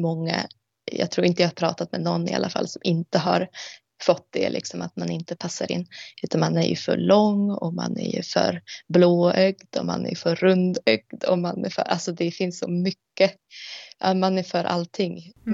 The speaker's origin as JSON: {"language": "Swedish", "country": "Sweden", "tie": "born or raised there", "moved": "yes", "said": "som är uppvuxen i Sverige med ett svensk identitet"}